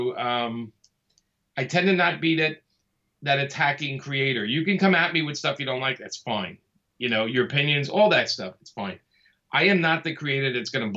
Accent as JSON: {"language": "English", "town": "New York City", "region": "New York", "country": "United States", "tie": "born or raised there", "said": "I grew up in Brooklyn."}